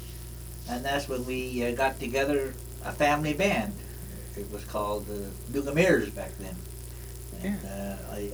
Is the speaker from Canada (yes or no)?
yes; Canada; around here, my hometown